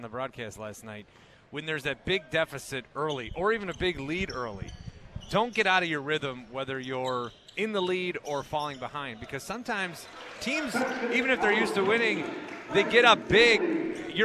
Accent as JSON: {"language": "English", "town": "Fond du Lac", "region": "Wisconsin", "country": "United States", "tie": "born or raised there", "said": "I grew up in Fond du Lac"}